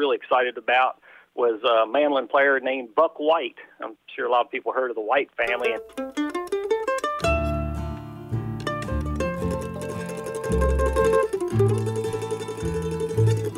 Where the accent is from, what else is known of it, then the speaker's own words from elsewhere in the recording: Shenandoah Valley, Virginia, United States; I grew up about an hour north of there. I'm from the Shenandoah Valley in Virginia